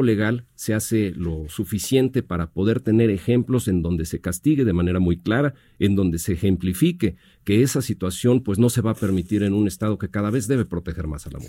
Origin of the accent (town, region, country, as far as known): Mexico